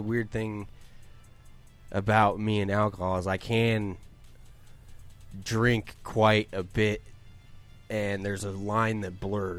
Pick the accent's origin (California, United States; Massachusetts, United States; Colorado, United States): Colorado, United States; born or raised there